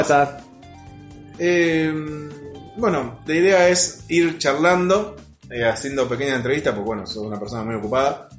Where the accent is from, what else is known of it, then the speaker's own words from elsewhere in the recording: Mercedes, Argentina; somos de Mercedes